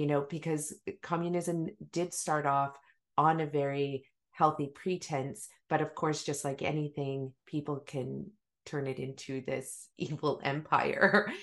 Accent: Maple Ridge, British Columbia, Canada; also born or lived in Africa; we had a huge garden when we moved from Africa to Maple Ridge, you know, massive garden

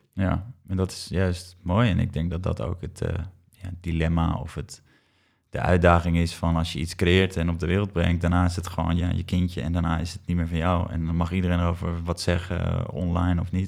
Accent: IJmuiden, North Holland, Netherlands; waar ik ben opgegroeid in Amuiden

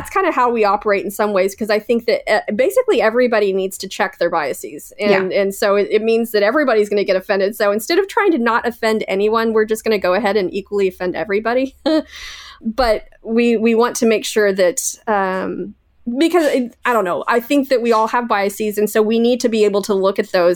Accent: Canada; I'm Canadian, eh?

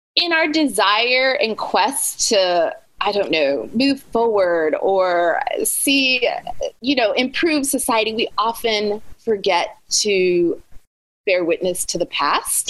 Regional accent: Anchorage, Alaska, United States; moved away as an adult; also born or lived in Cape Town, South Africa; now in Charlotte, United States; I was born and raised in Anchorage, Alaska. So I spent the first 18 years of my life, almost 18 years of my life before I went to college, living and growing up in Anchorage, Alaska.

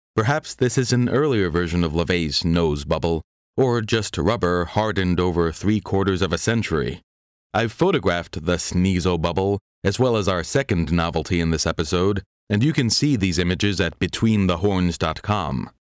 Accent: New York City, New York, United States; my hometown of Park Slope, Brooklyn

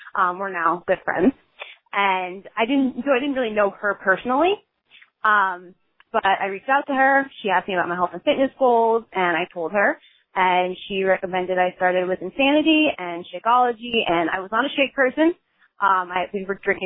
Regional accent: Long Valley, New Jersey, United States; I am from Long Valley, New Jersey, a very small town

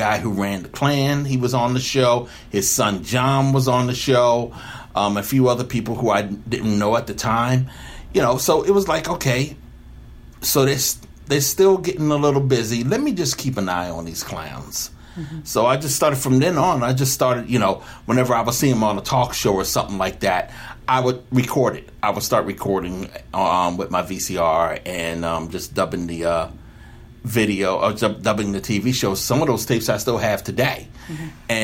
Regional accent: Somerset, United States; me growing up in Somerset nearby

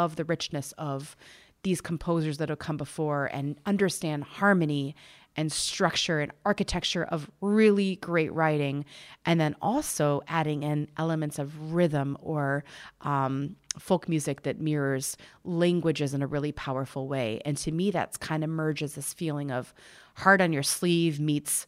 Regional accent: Ohio, United States; growing up in Ohio

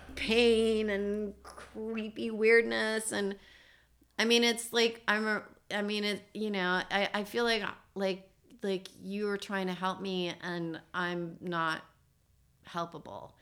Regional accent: East Coast, United States; moved away; I'm from the East Coast

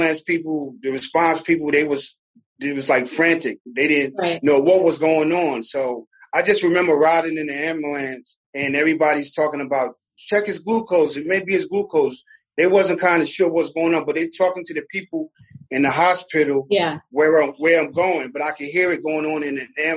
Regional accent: Newark, New Jersey, United States; moved away as an adult; now in Glennville, United States; I'm originally from Newark, New Jersey. I'm a city boy

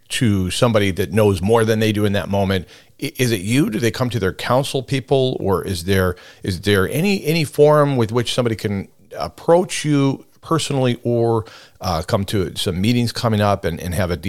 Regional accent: Homer, Alaska, United States; Well, I was born in a room not far from here

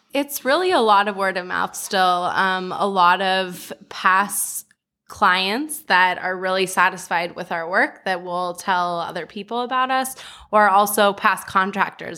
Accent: Los Angeles, California, United States; also born or lived in New York; live somewhere outside of Los Angeles, having been born and bred here

